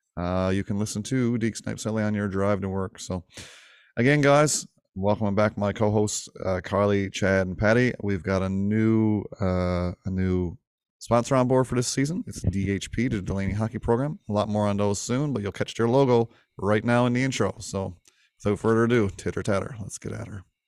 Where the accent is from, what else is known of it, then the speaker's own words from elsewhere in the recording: Winterton, Newfoundland and Labrador, Canada; my hometown of Winterton